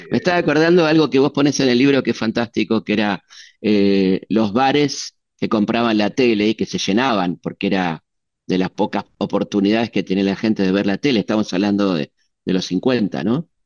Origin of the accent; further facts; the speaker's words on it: Azul, Buenos Aires Province, Argentina; moved away; mi pueblo, de Azul